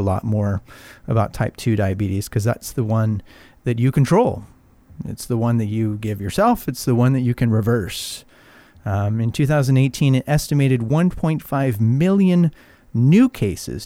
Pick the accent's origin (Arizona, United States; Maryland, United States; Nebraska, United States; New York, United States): Arizona, United States; now in Palm Springs, United States; I grew up in Arizona